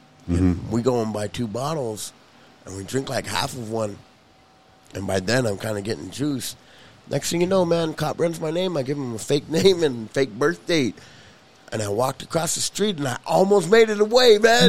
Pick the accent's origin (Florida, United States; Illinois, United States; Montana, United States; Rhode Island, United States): Montana, United States; Billings; also born or lived in Crow Reservation, Montana; I got to go back home. I got to go back to Billings